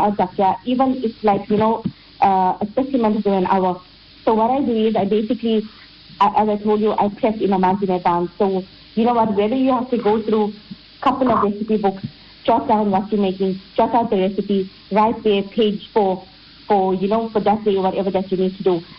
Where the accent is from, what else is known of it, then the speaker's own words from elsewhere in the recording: India; as an Indian, as Indian ladies, it is somewhat ingrained, ingrained in us